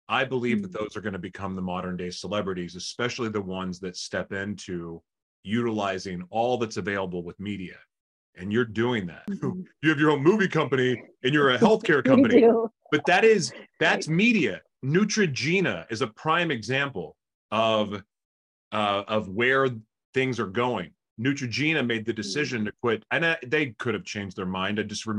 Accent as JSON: {"language": "English", "region": "California", "country": "United States", "said": "I came from California."}